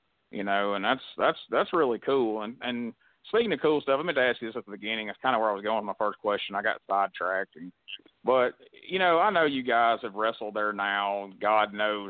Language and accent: English; the South, United States; we grew up in the South.